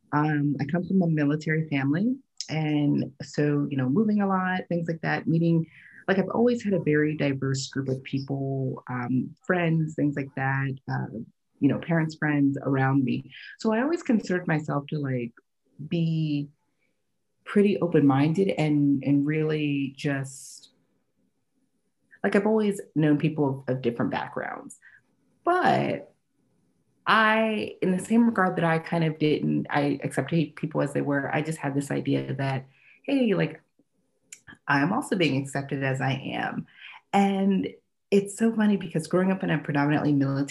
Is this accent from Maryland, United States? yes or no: yes; Annapolis, Maryland, United States; now in Southern California and Washington D.C., United States; I grew up actually right outside of Annapolis, Maryland, and it's a very, very, very white area